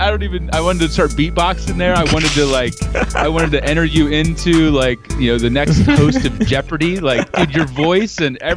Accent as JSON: {"language": "English", "region": "Ohio", "country": "United States", "tie": "born or raised there", "said": "But I, I grew up in the Midwest uh, in Ohio. So, any Ohio listeners, you know, I'm a Buckeye. Um, and I grew up on a farm."}